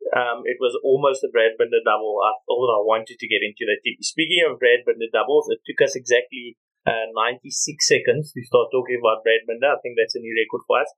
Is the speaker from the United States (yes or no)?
no; South Africa; as South African fans